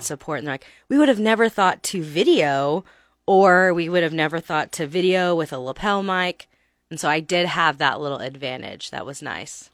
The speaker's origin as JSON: {"language": "English", "region": "Texas", "country": "United States", "moved": "as an adult", "lives_now": "Lincoln, United States", "said": "I'm from Texas"}